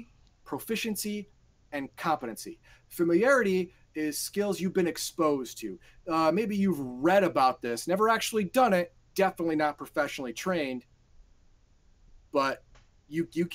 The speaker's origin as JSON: {"language": "English", "country": "United States", "tie": "born or raised there", "said": "Garthon and I, we grew up in the United States, we graduated high school, and we lived in suburban areas."}